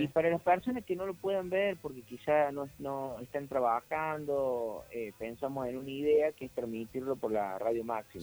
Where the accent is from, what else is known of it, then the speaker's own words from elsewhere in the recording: Córdoba, Argentina; uno como cordobés